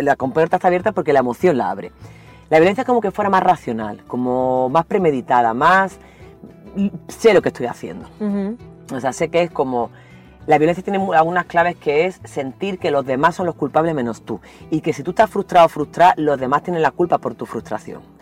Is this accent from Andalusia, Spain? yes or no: yes; Andalusia, Spain; also born or lived in El Salvador; soy andaluza